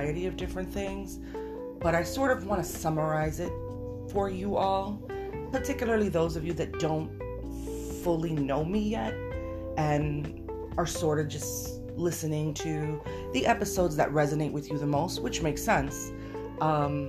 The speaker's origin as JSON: {"language": "English", "town": "Miami", "region": "Florida", "country": "United States", "tie": "born or raised there", "said": "I was born on December 7th, 1986 in Miami, Florida, to two Cuban parents"}